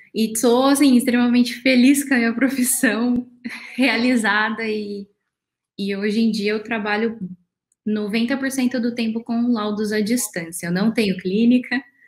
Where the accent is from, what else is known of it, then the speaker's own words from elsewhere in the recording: Araçatuba, São Paulo, Brazil; Eu sou de Aracatuba, do interior de São Paulo